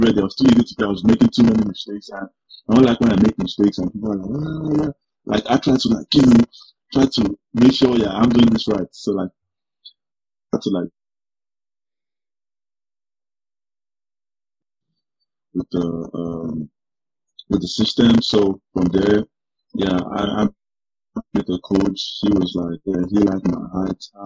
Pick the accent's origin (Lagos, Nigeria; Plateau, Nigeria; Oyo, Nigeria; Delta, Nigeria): Lagos, Nigeria; moved away as an adult; now in Green Bay, United States; I was born in Nigeria. Yeah, I was born in Lagos State